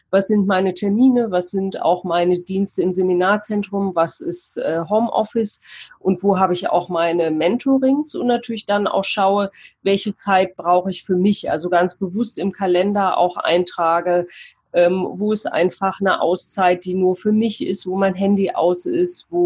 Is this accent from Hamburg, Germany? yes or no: no; Cologne, North Rhine-Westphalia, Germany; Ich komme aus Köln, habe dort äh, mein Atelier für Persönlichkeit